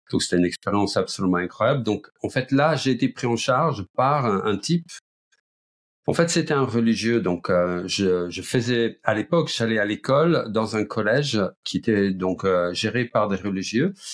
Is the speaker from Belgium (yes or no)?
yes; Flanders, Belgium; accent: Belgian; now in France; je suis belge d'origine, flamand, mais ça fait très longtemps que j'habite euh, en France. Ça fait 38 ans que j'habite dans la région parisienne, donc il y a prescription. J'ai d'ailleurs perdu mon accent belge.